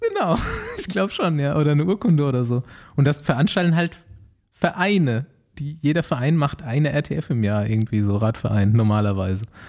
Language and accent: German; Mainaschaff, Bavaria, Germany; bei uns zu Hause in Meinerschaft